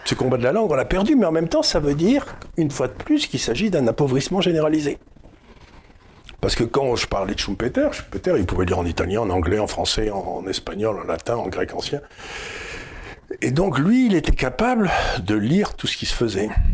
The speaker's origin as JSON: {"language": "French", "country": "France", "said": "je suis français"}